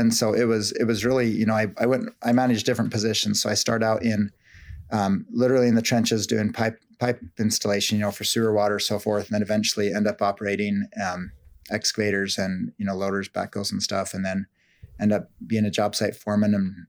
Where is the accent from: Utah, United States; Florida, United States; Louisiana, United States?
Utah, United States; Salt Lake City; I grew up in Salt Lake City in northern Utah, and it's what most people know of when they think of Utah is like the ski and the snow.